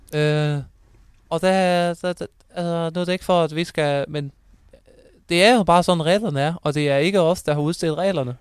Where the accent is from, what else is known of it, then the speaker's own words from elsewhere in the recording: Thyregod, Southern Denmark, Denmark; also born or lived in Aarhus; jeg kommer også øh, fra Thyregod